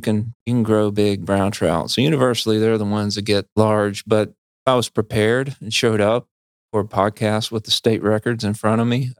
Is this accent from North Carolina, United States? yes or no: yes; North Carolina, United States; Well, so I grew up in Piedmont in North Carolina, and I fished for bluehead chubs with a cane pole.